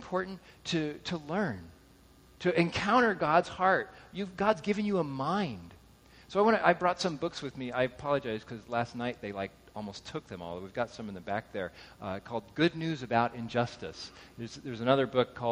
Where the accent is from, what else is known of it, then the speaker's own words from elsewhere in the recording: Southern California, United States; I grew up in Southern California